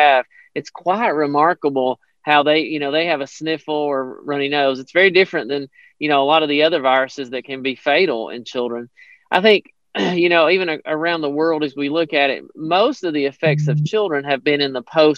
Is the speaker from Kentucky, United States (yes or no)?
yes; Hyden, Kentucky, United States; moved away as an adult; I grew up in Hyden, Kentucky, so I'm very familiar with that area